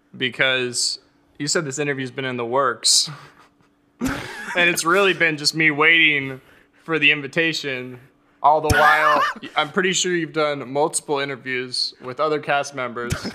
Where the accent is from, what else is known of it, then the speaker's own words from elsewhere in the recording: Arizona, United States; moved away; also born or lived in Southern California; growing up in Arizona